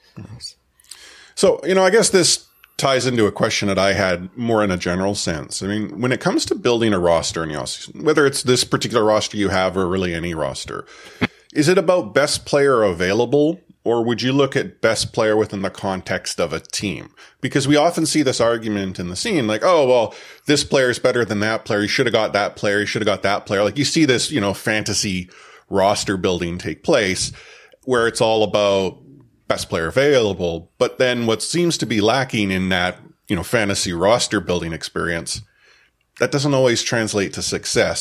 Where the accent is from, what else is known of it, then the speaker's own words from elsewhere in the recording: Canada; myself and …, we're Canadian